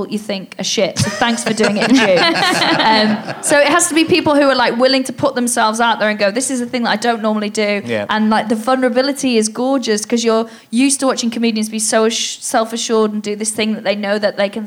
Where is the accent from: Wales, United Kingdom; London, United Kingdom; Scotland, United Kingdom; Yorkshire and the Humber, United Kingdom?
Wales, United Kingdom; Welsh; I'm Welsh